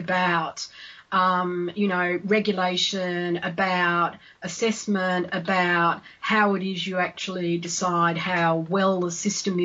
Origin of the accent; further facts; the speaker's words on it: Australia; now in United Kingdom; I'm Australian